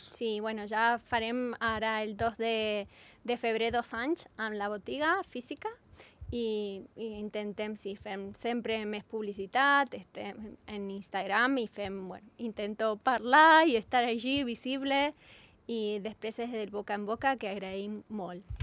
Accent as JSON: {"language": "Catalan", "country": "Argentina", "second_language": "Catalan", "moved": "yes", "lives_now": "Andorra", "said": "jo sóc argentina"}